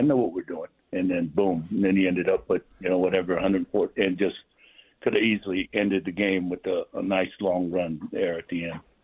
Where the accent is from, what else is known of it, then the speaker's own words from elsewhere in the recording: Manu'a, American Samoa; moved away; growing up in American Samoa.